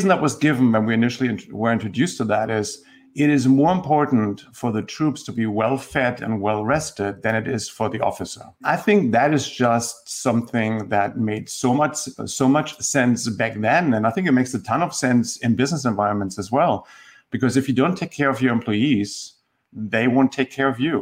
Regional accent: Germany; accent: German; moved away as an adult; now in Tennessee, United States; So I grew up in Germany, and I don't think that comes as a surprise just hearing my accent.

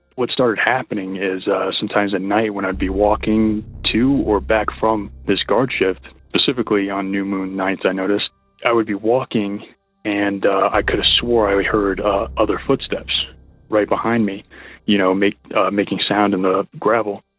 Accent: Texas, United States; now in Boulder, United States; I'm from Texas. I'm currently residing in Colorado in the Boulder area.

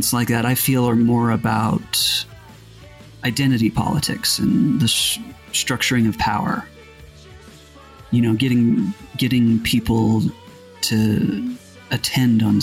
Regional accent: Utah, United States; where I grew up in Utah

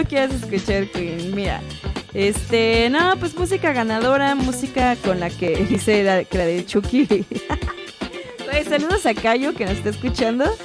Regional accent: Guadalajara, Jalisco, Mexico; yo que soy de Guadalajara, de Jalisco

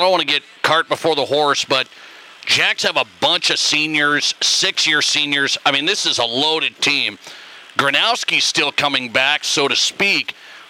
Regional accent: Montana, United States; moved away as an adult; now in South Dakota, United States; grew up in Montana

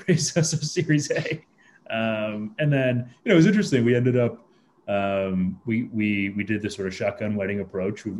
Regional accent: Toronto, Ontario, Canada; also born or lived in India / Chicago / San Francisco; I was born in India. Moved to Toronto via Chicago when I was a kid, and studied engineering

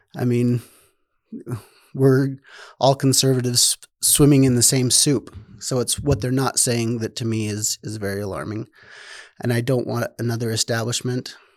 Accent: Rigby, Idaho, United States; also born or lived in North Dakota; I am born and raised in, well, I grew up in Rigby, Idaho

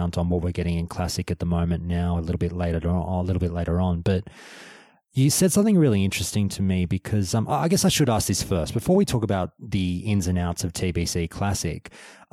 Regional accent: Australia; I'm an Australian

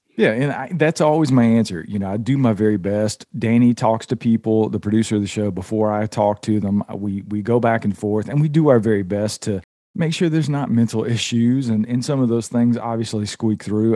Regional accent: Georgia, United States; from the Southeast, where I was born and raised in Georgia

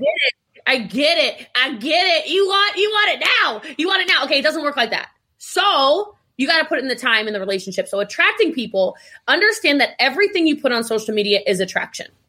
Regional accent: Middletown, Maryland, United States; I'm from Middletown, Maryland

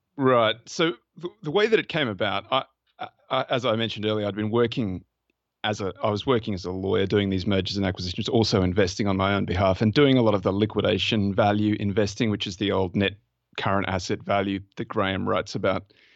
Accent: Australia; accent: Australian; my Australian accent

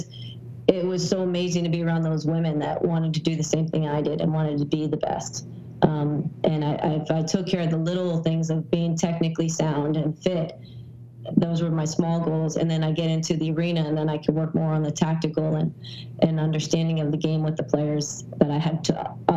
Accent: Wilton, Connecticut, United States; moved away as an adult; also born or lived in New York City / Los Angeles; now in Boston, United States; I grew up in Wilton, Connecticut

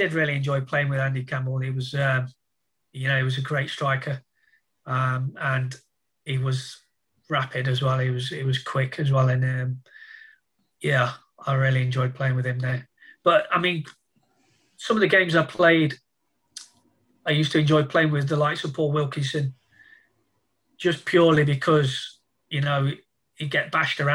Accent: Nottingham, East Midlands, United Kingdom; moved away; also born or lived in Middlesbrough / Northampton; being my hometown as well

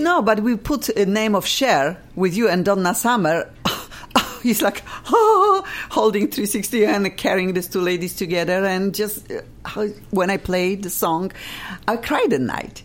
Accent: Poland; English is a second language; now in Los Angeles, United States; I'm from Poland and I will never lose my accent

